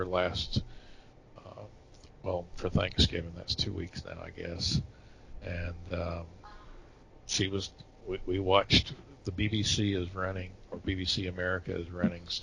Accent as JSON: {"language": "English", "town": "Atlanta", "region": "Georgia", "country": "United States", "tie": "born or raised there", "said": "I grew up in Atlanta, in metro Atlanta."}